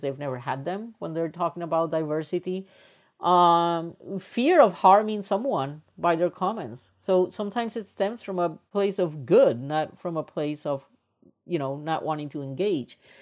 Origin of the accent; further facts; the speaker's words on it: Puerto Rico; moved away as an adult; also born or lived in United States; I am originally from Puerto Rico, and when I was raised up in Puerto Rico, I come from a very privileged family.